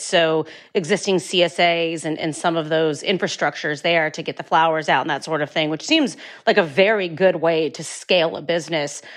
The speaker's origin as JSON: {"language": "English", "region": "Northeastern Ohio", "country": "United States", "said": "I come from Northeastern Ohio"}